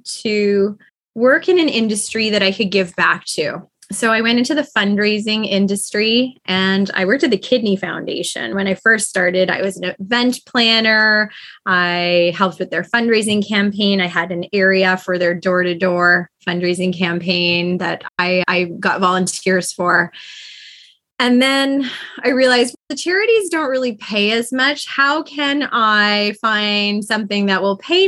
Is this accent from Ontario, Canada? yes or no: yes; Toronto, Ontario, Canada; now in Kitchener, Canada; I grew up in a suburb of Toronto, Scarborough, and now I'm an hour west in Kitchener, Ontario